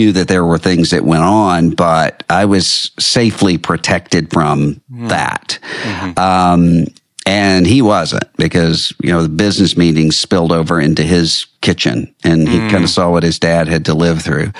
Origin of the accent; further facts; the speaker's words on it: Biloxi, Mississippi, United States; my hometown in Biloxi